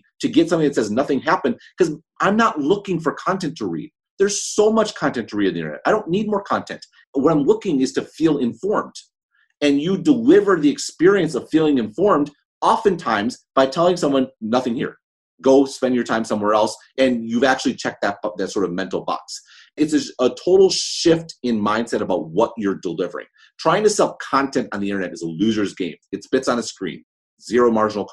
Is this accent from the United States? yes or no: yes; Madison, Wisconsin, United States; I'm from Madison, Wisconsin